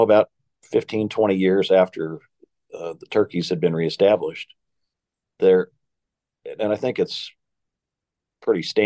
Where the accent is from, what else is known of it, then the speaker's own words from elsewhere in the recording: Nevada, Missouri, United States; also born or lived in Kansas City; I come from Nevada, Missouri, and Southwest Missouri, and grew up there until I came to go to college in Kansas City.